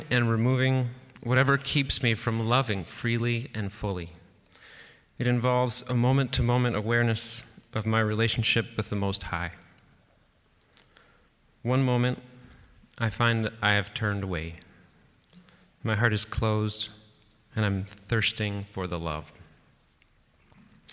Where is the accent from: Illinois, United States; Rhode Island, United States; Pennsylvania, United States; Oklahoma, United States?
Illinois, United States; Chicago; Growing up on Chicago's South Side